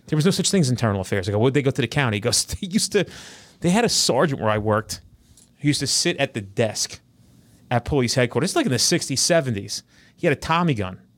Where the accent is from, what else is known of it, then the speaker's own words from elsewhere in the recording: New Jersey, United States; we're all from Jersey